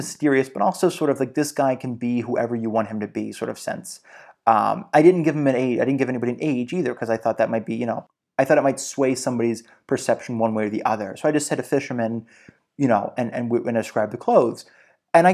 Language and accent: English; Georgia, United States; Like, I almost always saw fishermen, growing up in Georgia.